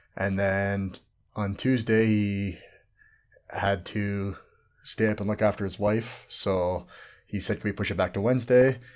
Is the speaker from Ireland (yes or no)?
no; Canada; now in Australia; everyone just thinks I'm Canadian